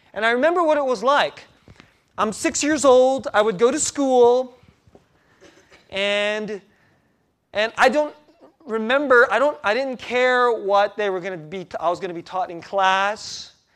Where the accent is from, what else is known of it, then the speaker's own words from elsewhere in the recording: United States; first language Korean; English is a second language; also born or lived in Korea; I was five years old when our family immigrated to the U S, and that was nineteen seventy-six